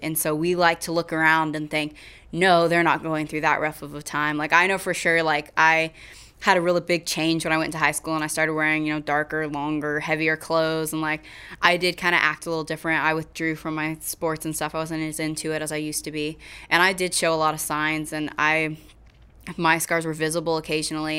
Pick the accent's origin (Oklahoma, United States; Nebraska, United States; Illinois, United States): Oklahoma, United States; Kingfisher; moved away as an adult; now in Weatherford, United States; I am from Kingfisher, Oklahoma, but I live in Weatherford